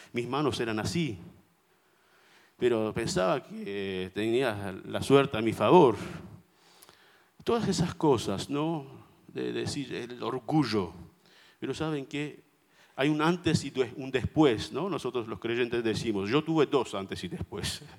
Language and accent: Spanish; Armenia; first language Armenian; Spanish is a second language; now in Buenos Aires, Argentina; vengo de Armenia, como un armenio orgulloso